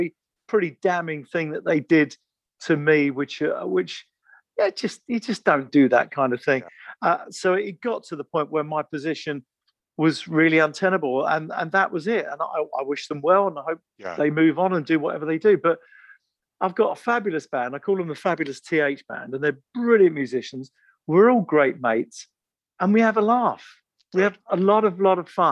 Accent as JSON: {"language": "English", "region": "England", "country": "United Kingdom", "said": "we're from England"}